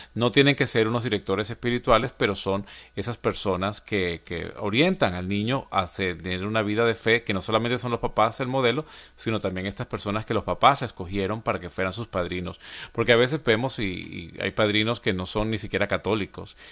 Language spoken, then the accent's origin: Spanish; Venezuela; now in Atlanta, United States; en mi país, en Venezuela